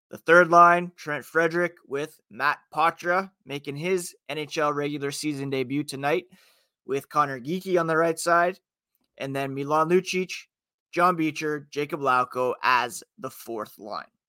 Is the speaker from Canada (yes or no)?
yes; Ottawa, Ontario, Canada; also born or lived in Toronto; born in Toronto and growing up in Ottawa